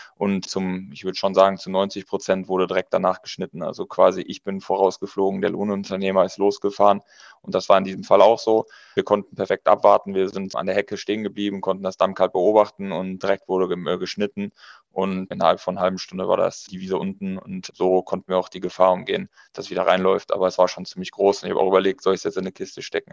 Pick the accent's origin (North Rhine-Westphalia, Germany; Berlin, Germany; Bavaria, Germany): North Rhine-Westphalia, Germany; Münsterland; Wir kommen aus Münsterland